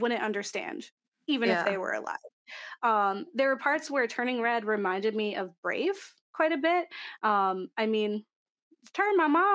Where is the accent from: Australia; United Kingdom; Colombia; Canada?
Canada; I'm not Asian, although I am Canadian